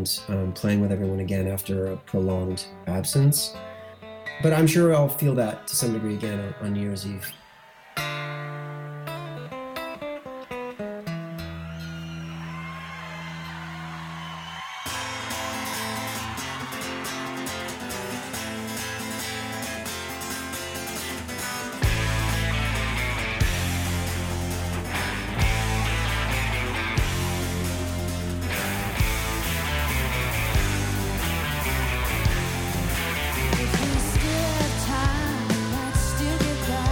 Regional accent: Lindsay, Ontario, Canada; Tyler and I, as you know, growing up in Lindsay, as young boys

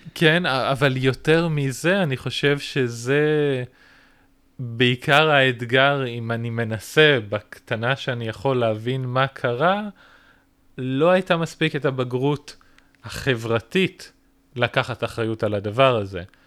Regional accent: Israel

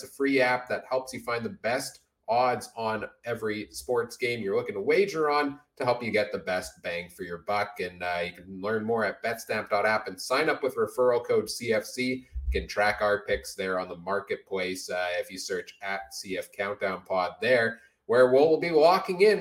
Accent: Winnipeg, Manitoba, Canada; born or raised there

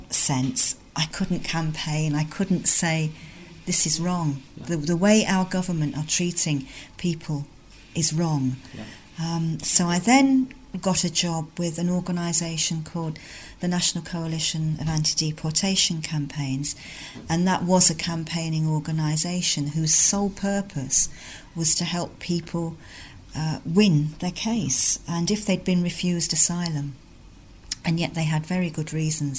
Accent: London, United Kingdom; now in North East England, United Kingdom; I'm originally from London, where I lived and was brought up in a multicultural community.

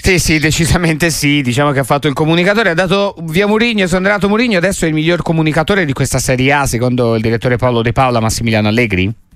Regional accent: Tuscany, Italy; noi da qua in studio, da Toscani

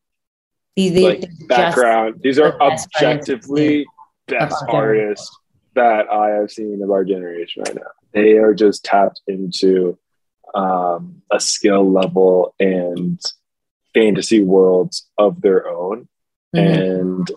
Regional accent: New York City, New York, United States; I grew up in New York City

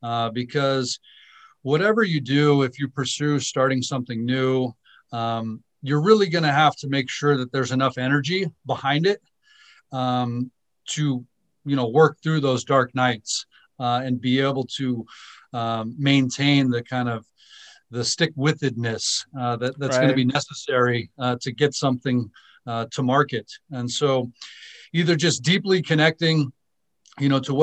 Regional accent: Southern California, United States; also born or lived in Naples, Italy / New York / Seoul, South Korea; we landed in Southern California, and most of my upbringing was in Southern California

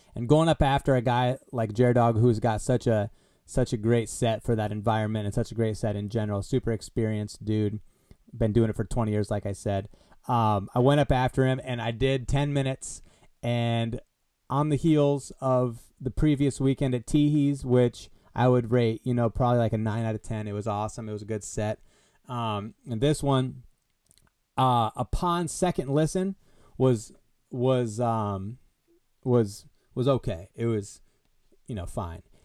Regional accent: Des Moines, Iowa, United States; I am from Des Moines

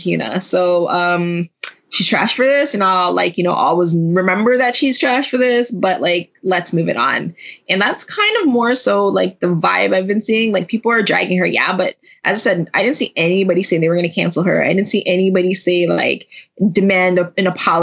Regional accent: Jamaica; I'm also Jamaican

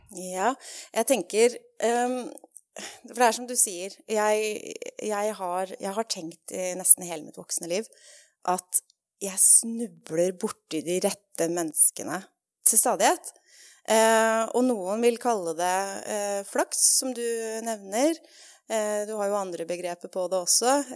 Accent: Norway; moved away as an adult; also born or lived in England; har også jobba på film og TV her hjemme i Norge når jeg flytta hjem

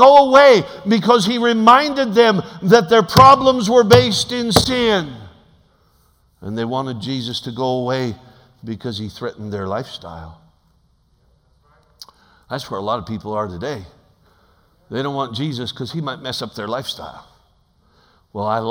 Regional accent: Alaska, United States; I'm from Alaska.

